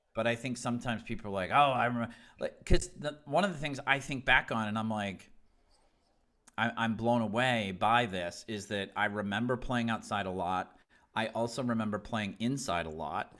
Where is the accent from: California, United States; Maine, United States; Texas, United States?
Maine, United States; Southern; I grew up in Southern Maine